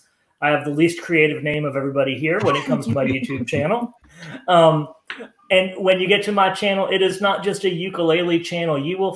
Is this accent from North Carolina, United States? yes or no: yes; Elizabeth City, North Carolina, United States; moved away as an adult; also born or lived in Canada / upstate New York; I am from Elizabeth City, North Carolina, now formerly lived up in Canada and upstate New York.